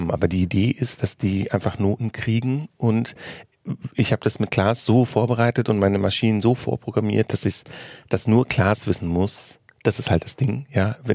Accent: Germany; mein allerersten Auftritt 2007 außerhalb von Deutschland war lustigerweise in Tel Aviv, was ich als Deutscher tatsächlich irgendwie beeindruckend fand.

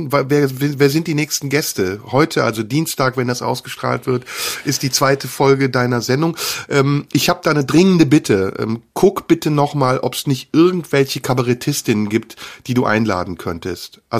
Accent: Turkey; werde ich als Türke eigentlich nicht eingeladen bei dir?

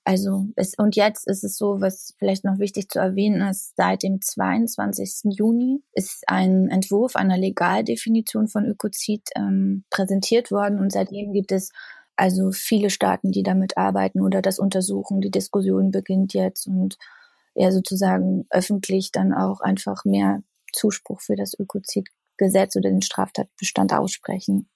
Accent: the area around Jänschwalde, Brandenburg, Germany; ich komme aus der Gegend, also dort, wo halt Tagebau ist und Kraftwerke sind.

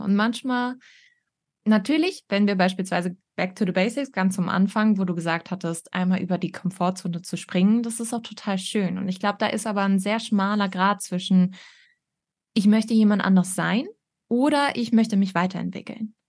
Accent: Northern Germany, Germany; Ich komme aber auch aus dem Norden.

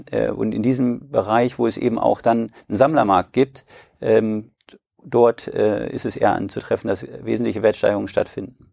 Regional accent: Braunschweig, Lower Saxony, Germany; ich komme aus Braunschweig und führe in vierter Generation den größten Versandhändler für Edelmetallprodukte der Welt.

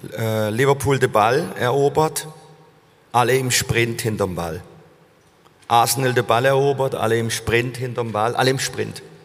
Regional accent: Germany; dass ich ein Deutscher bin

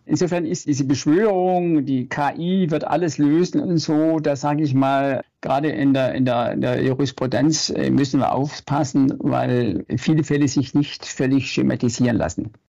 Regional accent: Stuttgart, Baden-Württemberg, Germany; Ich bin im wilden Westen in Stuttgart äh, groß geworden.

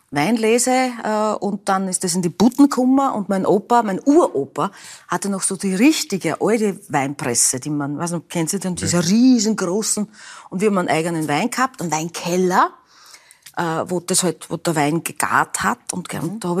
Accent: Burgenland, Austria; Also seit meiner Geburt bin ich Burgenländerin und das bleibt so.

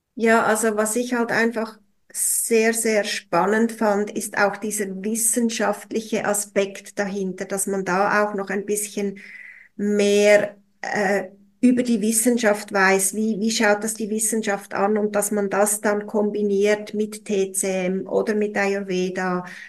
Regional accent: Switzerland; bei uns in der Schweiz

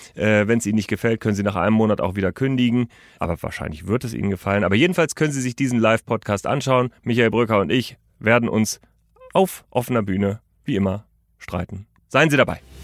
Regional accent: Germany; bei uns in Deutschland

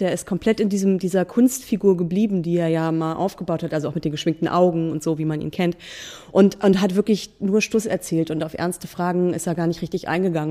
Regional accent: Buxtehude, Lower Saxony, Germany; in Buxtehude, in meiner Heimatstadt

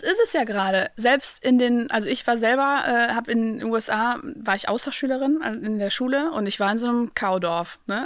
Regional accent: Aachen, North Rhine-Westphalia, Germany; ich komme aus Aachen

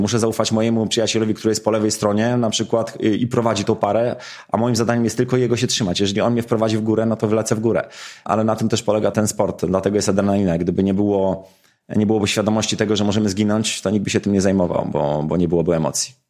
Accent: Mińsk Mazowiecki, Masovian Voivodeship, Poland; wychowałem się w miejscu, które zawsze było związane z lotnictwem, czyli w Mińsku Mazowieckim

